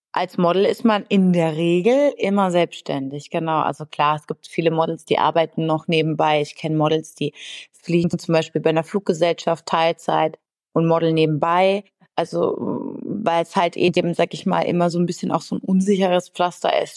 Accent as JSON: {"language": "German", "area": "near Freiburg", "region": "Baden-Württemberg", "country": "Germany", "tie": "born or raised there", "also_born_or_lived": "Berlin", "moved": "yes", "lives_now": "Düsseldorf, Germany", "said": "komme aber eigentlich gebürtig aus Richtung, also in der Nähe von Freiburg"}